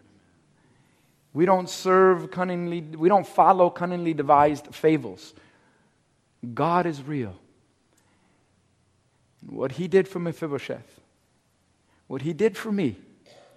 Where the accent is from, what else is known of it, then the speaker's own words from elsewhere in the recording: Cuba; I'm Cuban. I'm from Cuba.